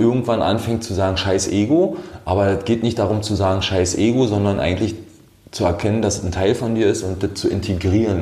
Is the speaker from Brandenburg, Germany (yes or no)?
yes; Brandenburg, Germany; also born or lived in Austria; now in Potsdam, Germany; ich komme aus einem kleinen Städtchen aus dem Land Brandenburg